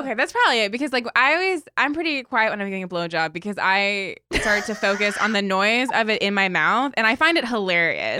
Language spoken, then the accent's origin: English; Baltimore, Maryland, United States; moved away; I'm from Maryland